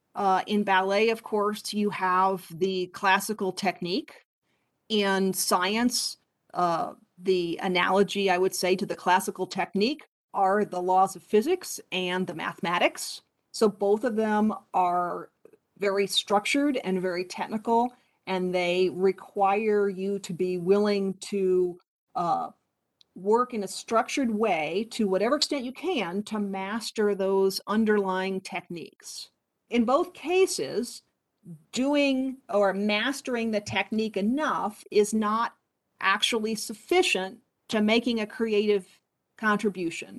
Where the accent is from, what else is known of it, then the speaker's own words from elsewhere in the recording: Poughkeepsie, New York, United States; moved away as an adult; also born or lived in Boulder, Colorado; I grew up about an hour and a half north of Manhattan in New York and uh, would often study not only locally in my hometown of Poughkeepsie